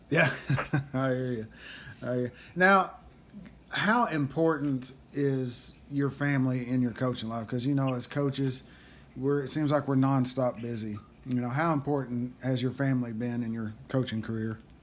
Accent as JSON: {"language": "English", "town": "Tatums", "region": "Oklahoma", "country": "United States", "tie": "born or raised there", "said": "my hometown of Tatum's, Oklahoma"}